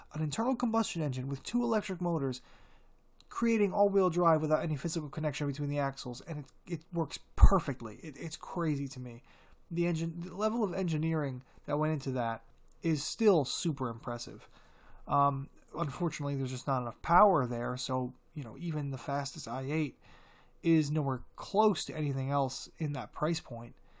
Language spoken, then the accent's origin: English; United States; As an American en-, car enthusiast